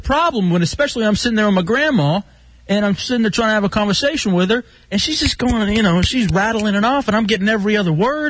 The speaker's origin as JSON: {"language": "English", "town": "Dallas", "region": "Texas", "country": "United States", "tie": "born or raised there", "said": "I grew up in Dallas, you know, and I grew up in the hood and then eventually in the suburbs."}